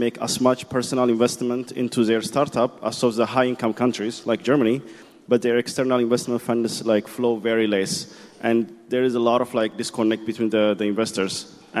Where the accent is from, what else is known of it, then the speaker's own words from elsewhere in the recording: Ethiopia; I'm coming from Ethiopia